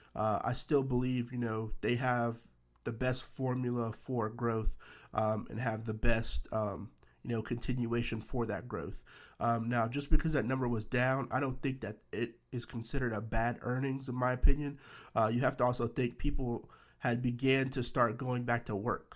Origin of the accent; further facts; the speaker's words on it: Nashville, Tennessee, United States; my hometown, Nashville, Tennessee